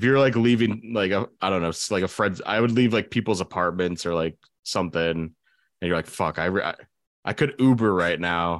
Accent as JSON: {"language": "English", "town": "Boston", "region": "Massachusetts", "country": "United States", "said": "I'm from Boston."}